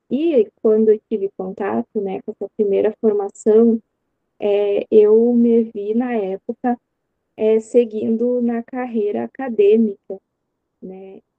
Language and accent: Portuguese; São Borja, Rio Grande do Sul, Brazil; é, eu sou gaúcha, né? É, aqui da cidade de São Borja. É, São Borja é uma cidade fronteiriça com a Santo Tomé, Argentina. E eu sou natural daqui e é onde eu vivo até